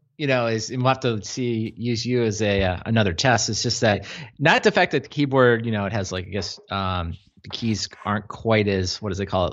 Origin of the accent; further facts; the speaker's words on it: Mid-Atlantic, United States; also born or lived in North Carolina; growing up in the Mid-Atlantic